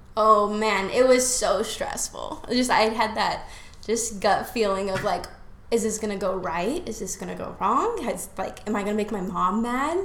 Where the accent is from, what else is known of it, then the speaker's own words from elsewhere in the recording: Las Vegas, Nevada, United States; moved away as an adult; also born or lived in Utah; now in Florida, United States; I grew up in Las Vegas, Nevada.